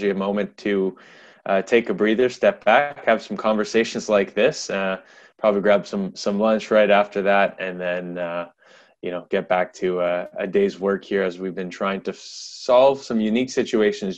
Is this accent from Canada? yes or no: yes; Canada; I'm a Canadian guy